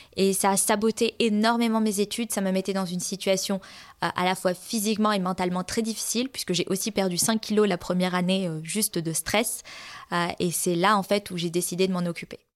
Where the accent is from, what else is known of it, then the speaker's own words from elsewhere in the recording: France; now in Sweden; j'habite en Suède, euh, mais je suis française